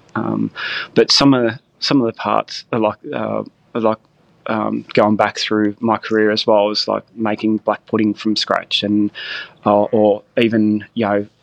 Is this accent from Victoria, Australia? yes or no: yes; Gippsland, Victoria, Australia; also born or lived in Melbourne; I grew up down here in Gippsland